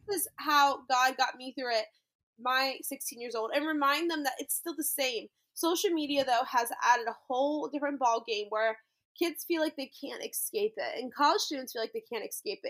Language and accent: English; New Orleans, Louisiana, United States; moved away as an adult; also born or lived in Texas; now in Orlando, United States; I grew up near New Orleans in public school and high school